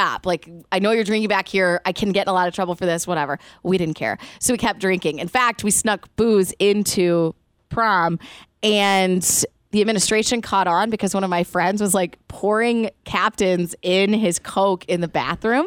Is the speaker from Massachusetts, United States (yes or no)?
no; Indiana, United States; growing up in Indiana